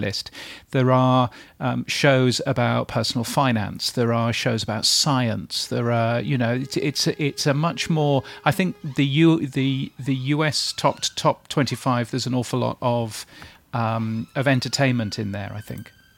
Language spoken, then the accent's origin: English; United Kingdom; as a Brit